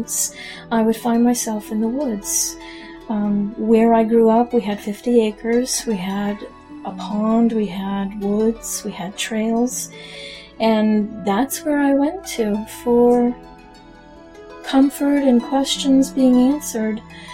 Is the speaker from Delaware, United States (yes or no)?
no; Maine, United States; I was born and bred in Maine. Long time ago, not that long ago. I grew up in the area that I am currently